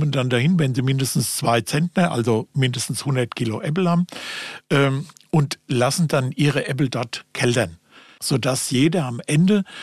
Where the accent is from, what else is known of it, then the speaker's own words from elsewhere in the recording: Bergen-Enkheim, Hesse, Germany; Ich bin kein richtiger Frankfurter, ich bin Bergen-Enker mehr.